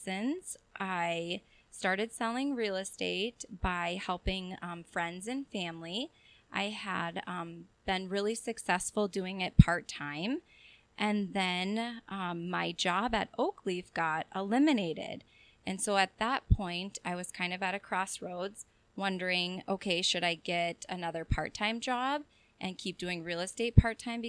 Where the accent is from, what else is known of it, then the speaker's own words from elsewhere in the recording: South Dakota, United States; moved away as an adult; now in Chippewa Falls, United States; I'm from South Dakota.